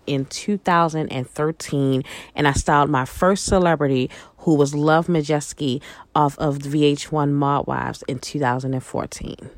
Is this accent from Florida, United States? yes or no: no; Baltimore, Maryland, United States; moved away; also born or lived in New York; I'm originally from Baltimore, Maryland. I grew up, I'm a northern girl. I grew up in Baltimore. I also grew up in New York.